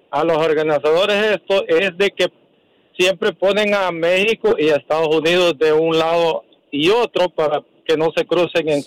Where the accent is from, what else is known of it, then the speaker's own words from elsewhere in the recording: El Salvador; Yo soy salvadoreño y no porque sea salvadoreño